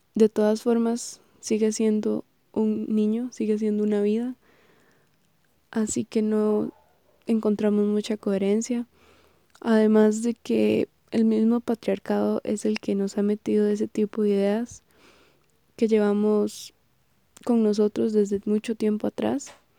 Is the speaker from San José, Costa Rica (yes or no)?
no; Heredia, Costa Rica; soy oriunda de Heredia